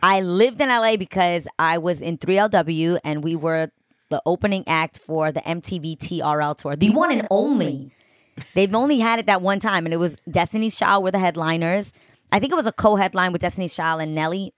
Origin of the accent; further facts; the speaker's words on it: New York City, New York, United States; moved away as an adult; now in Los Angeles, United States; my whole life growing up in New York